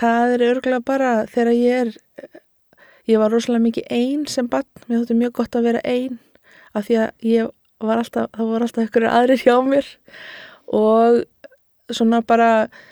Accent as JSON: {"language": "Icelandic", "town": "Garðabær", "region": "Capital Region", "country": "Iceland", "tie": "born or raised there", "said": "ég elst upp í Garðabænum"}